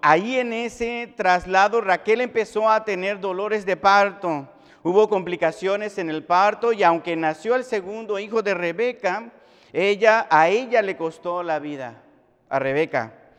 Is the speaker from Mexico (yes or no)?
yes; Mexico; nosotros como sociedad mexicana